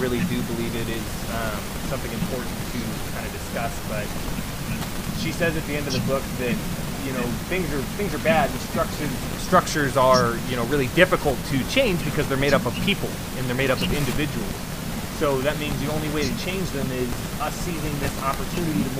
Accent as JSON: {"language": "English", "country": "United States"}